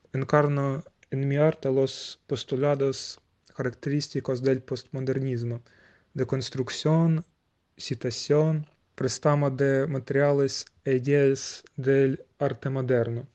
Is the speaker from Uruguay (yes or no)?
no; Kharkiv, Kharkiv Oblast, Ukraine; nací en Ucrania, en la ciudad de Kharkiv